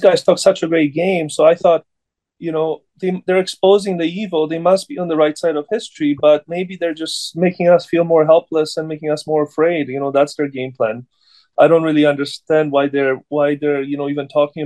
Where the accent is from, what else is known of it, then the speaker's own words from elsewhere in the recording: Poland; now in Vancouver, Canada; I'm originally from Poland. I came here in 89.